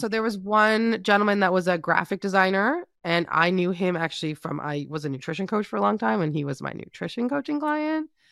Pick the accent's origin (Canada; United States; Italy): Canada; being Canadian